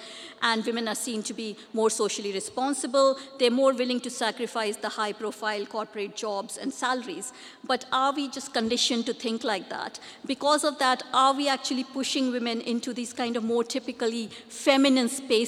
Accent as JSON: {"language": "English", "country": "India", "second_language": "English", "moved": "as an adult", "said": "I came from India 20 years ago here to do my PhD, so I would talk about from the South Asian women experience."}